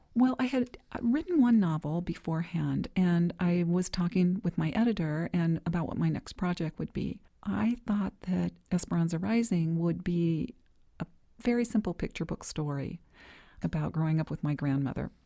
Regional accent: Bakersfield, California, United States; I grew up in Bakersfield, California

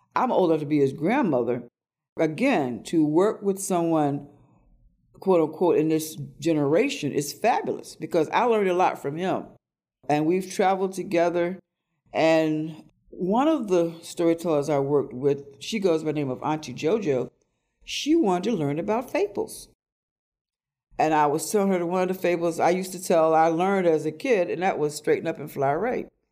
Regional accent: Tennessee, United States; now in Baltimore, United States; I invite people to come to the land where I was born. Come down to Tennessee and meet my family who is there. Meet the people. Meet Mama Minot. Meet the people I grew up

